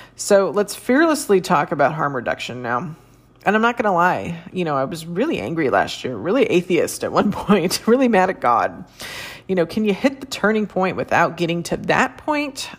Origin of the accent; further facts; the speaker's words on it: San Francisco Bay Area, California, United States; I'm from the San Francisco Bay Area